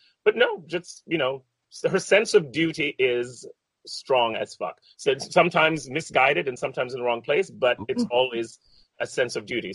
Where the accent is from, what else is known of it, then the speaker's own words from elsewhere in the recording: Jamaica; now in New York, United States; I was born in Jamaica